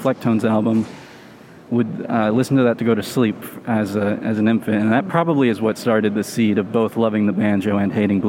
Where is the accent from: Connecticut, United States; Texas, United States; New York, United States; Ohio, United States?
Texas, United States; I was born in Texas.